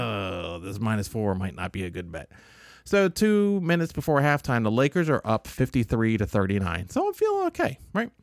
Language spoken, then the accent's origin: English; Southern Illinois, United States; I was born in Southern Illinois